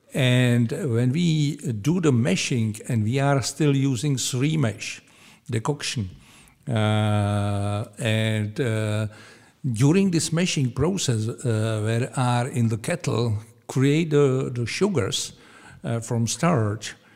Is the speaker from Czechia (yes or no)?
yes; Pilsen, Plzeň Region, Czechia; English is a second language; I was born here in Pilsen